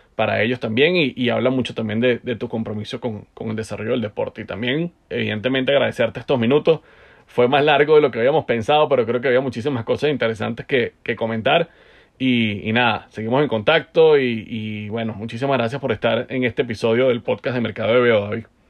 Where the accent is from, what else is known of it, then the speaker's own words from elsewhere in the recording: Venezuela; como venezolano